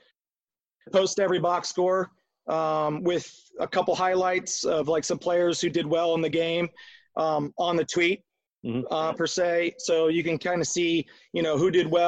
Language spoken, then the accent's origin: English; Akron, Ohio, United States; also born or lived in Arizona; I'm from the Akron area